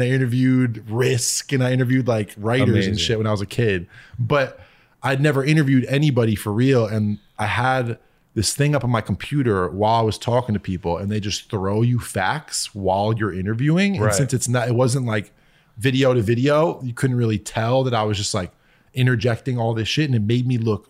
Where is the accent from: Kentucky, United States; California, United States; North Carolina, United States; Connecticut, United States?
Connecticut, United States; I grew up in Connecticut.